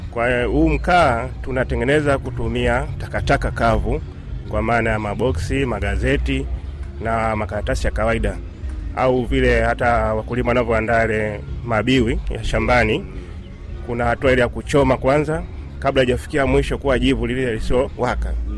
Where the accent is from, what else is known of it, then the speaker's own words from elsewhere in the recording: Dar es Salaam, Tanzania; kule kwetu Dar es